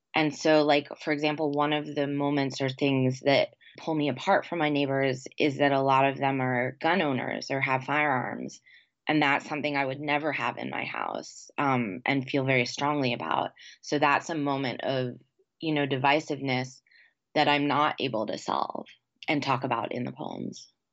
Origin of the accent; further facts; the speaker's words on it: New York, United States; now in the South, United States; those are my New York tells